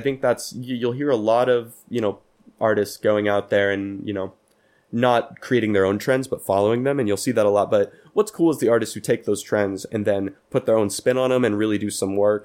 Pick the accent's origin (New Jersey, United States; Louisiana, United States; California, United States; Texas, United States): California, United States; Pleasanton; moved away; my hometown of Pleasanton